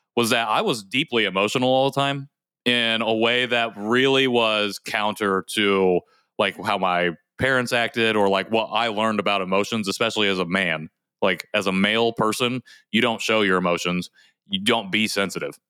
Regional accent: Indiana, United States; I was adopted, though, and I grew up in Indiana

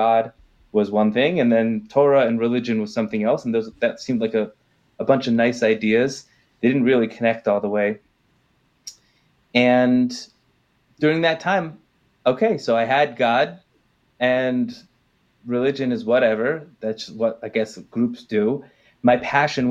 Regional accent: Los Angeles, California, United States; now in Jerusalem, Israel; I was born and raised in Southern California, in Los Angeles

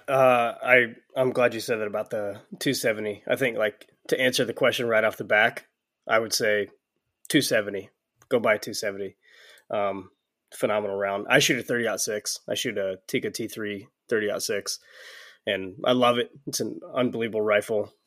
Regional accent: Georgia, United States; I'm from Georgia

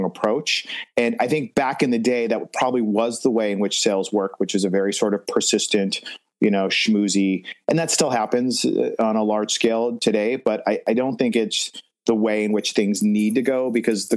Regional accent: Los Angeles, California, United States; I grew up in Los Angeles. I was born and raised

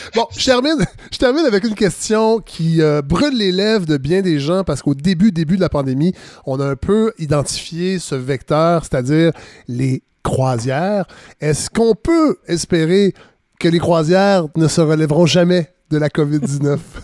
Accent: Quebec, Canada; en tant que Québécois

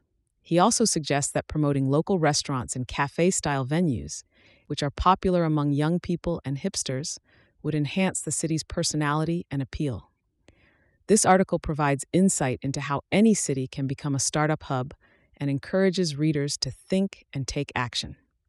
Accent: Monroeville, Pennsylvania, United States; now in Silicon Valley, United States; I understand Pittsburgh pretty well because I grew up here in Monroeville. And I understand Silicon Valley pretty well because that's where I live now.

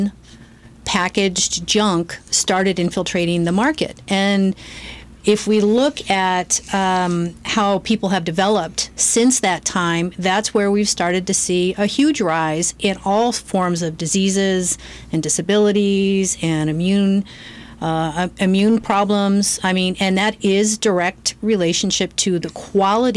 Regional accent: Oregon, United States; also born or lived in St. Louis, Missouri; we moved to Oregon. So I spent most of my years in Oregon and loved it

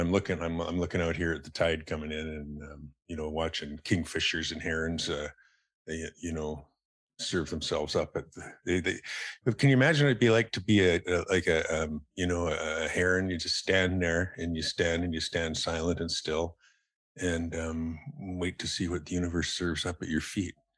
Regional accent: Calgary, Alberta, Canada; also born or lived in Ontario; now in Salt Spring Island, Canada; I spent most of my, you know, um, developmental years in, in Calgary

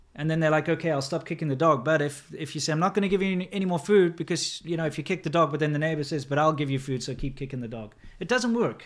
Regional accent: South Africa; moved away as an adult; also born or lived in China; as a person growing up in South Africa

